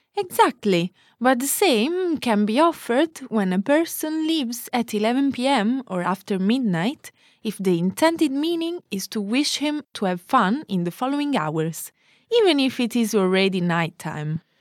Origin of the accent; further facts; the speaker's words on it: Naples, Campania, Italy; moved away; I come from Naples.